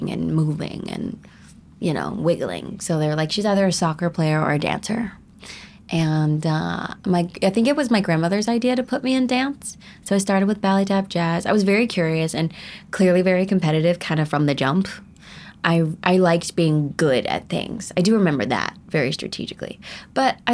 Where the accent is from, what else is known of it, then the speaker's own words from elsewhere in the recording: North Carolina, United States; also born or lived in Wilmington, North Carolina / New Bern, North Carolina / Raleigh, North Carolina; I was born in Wilmington, North Carolina, and I lived with my grandmother and my mom at the time.